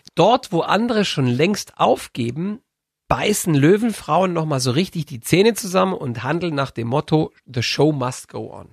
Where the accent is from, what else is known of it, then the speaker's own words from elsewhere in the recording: Bavaria, Germany; wir in Bayern